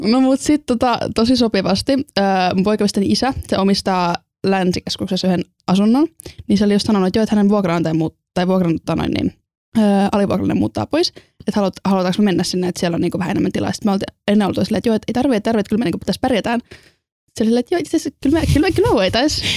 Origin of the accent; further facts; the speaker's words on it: Estonia; also born or lived in Salo, Finland; now in Turku, Finland; mä oon Virosta alun perin.